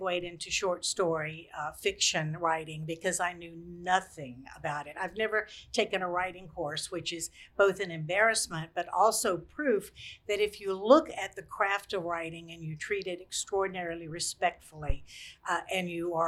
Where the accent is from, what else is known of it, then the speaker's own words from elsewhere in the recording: Lynchburg, Virginia, United States; also born or lived in eastern North Carolina; We moved here when I was 10